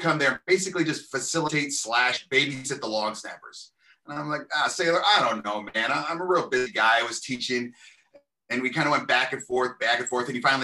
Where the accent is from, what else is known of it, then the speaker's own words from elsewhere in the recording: Covina, California, United States; now in Lewiston, United States; I'm originally from Southern California, a small city named Covina, California